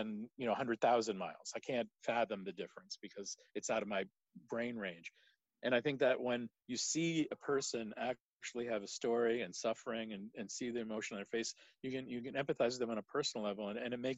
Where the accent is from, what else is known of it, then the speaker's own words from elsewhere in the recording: Monmouth County, New Jersey, United States; moved away; I grew up in New Jersey, about an hour southwest of New York City in Monmouth County.